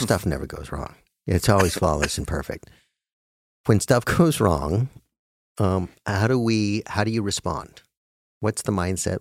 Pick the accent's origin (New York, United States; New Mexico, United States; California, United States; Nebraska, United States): New Mexico, United States; Albuquerque; I'm just, I'm from Albuquerque